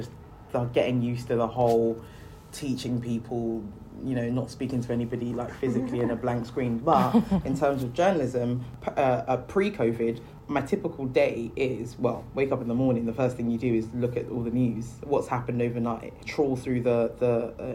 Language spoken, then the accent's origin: English; Nigeria; moved away; I come from Africa, I'm Nigerian.